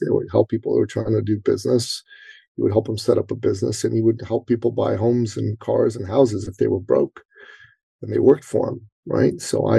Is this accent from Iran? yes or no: yes; Iran; now in Canada; I'm originally an immigrant from the Middle East to Canada. And I'm a Christian from Iran.